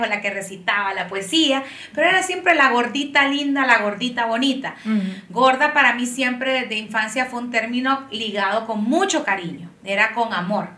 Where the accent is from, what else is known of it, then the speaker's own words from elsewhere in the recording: Tegucigalpa, Francisco Morazán, Honduras; soy de Tegucigalpa, ah, nací en Honduras y vivo aquí también